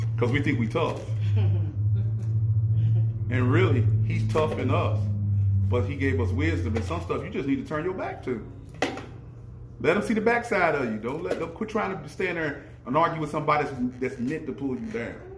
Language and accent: English; United States